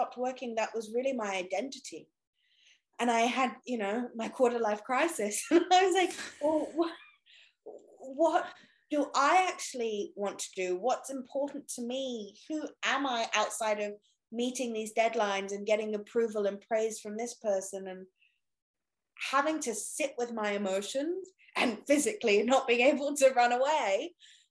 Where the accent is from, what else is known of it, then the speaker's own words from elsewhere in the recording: England, United Kingdom; I'm English.